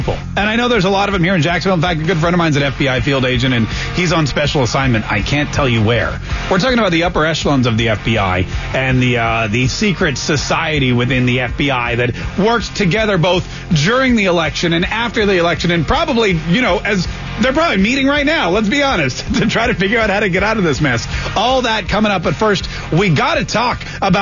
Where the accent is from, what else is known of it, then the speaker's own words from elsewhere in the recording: Canada; now in Florida, United States; I was born in Canada